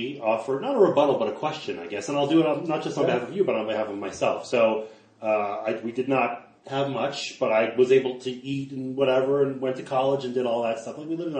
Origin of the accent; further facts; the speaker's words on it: Canada; now in Colorado, United States; I'm a Canadian. Yeah. I live in Colorado.